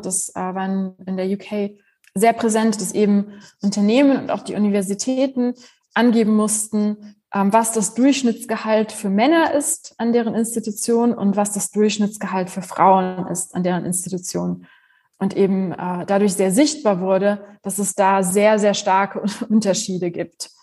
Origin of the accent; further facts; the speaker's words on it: Germany; also born or lived in Poland; Ich bin gebürtige Polin, aber ich mhm. bin in Deutschland aufgewachsen.